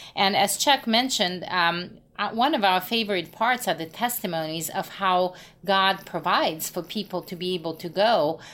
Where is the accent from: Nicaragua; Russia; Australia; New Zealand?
Russia; moved away; also born or lived in Moscow, Russia; I'm originally from Russia